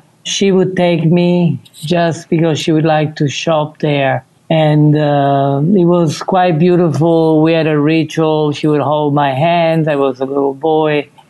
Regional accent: Sicily, Italy; the fact that both Sicily and Cuba were dominated by the Sp

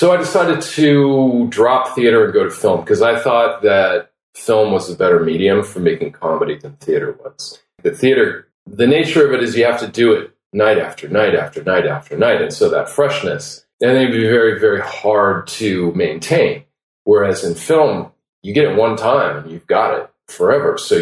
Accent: Los Angeles, California, United States; I grew up in Los Angeles

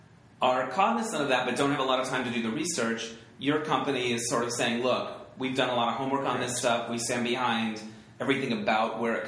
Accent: Holbrook, Arizona, United States; moved away; I'm from Arizona

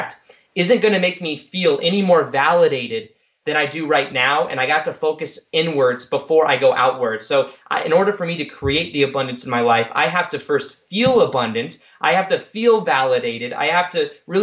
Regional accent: Las Vegas, Nevada, United States; I'm from Vegas.

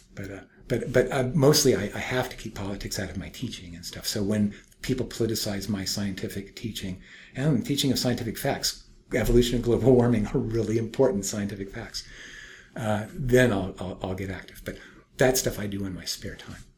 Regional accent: Berkeley, California, United States; I'm from Berkeley

